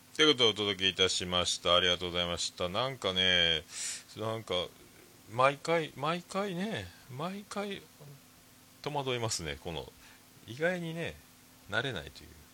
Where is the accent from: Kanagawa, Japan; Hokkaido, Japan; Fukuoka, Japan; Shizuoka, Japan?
Fukuoka, Japan; 僕らの中学校は、まあ、福岡が、あの福岡では僕らの世代で言うと、もう、まあ、福岡ってどこ中って聞く文化なんですよね